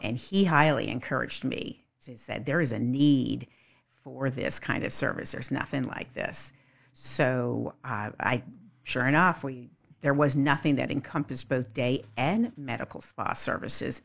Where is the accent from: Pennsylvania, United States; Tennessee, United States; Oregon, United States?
Pennsylvania, United States; suburbs of Philadelphia; also born or lived in Florence, South Carolina; now in Lexington, United States; I'm originally from suburbs of Philadelphia